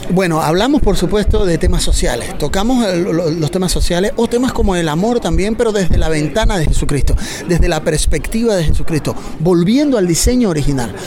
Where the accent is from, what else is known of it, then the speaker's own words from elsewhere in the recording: Bolivia; venimos de, Bolivia, de Bolivia